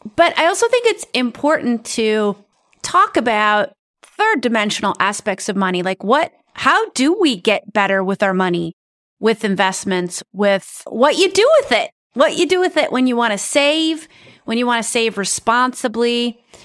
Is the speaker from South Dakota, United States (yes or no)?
yes; South Dakota, United States; I'm originally from South Dakota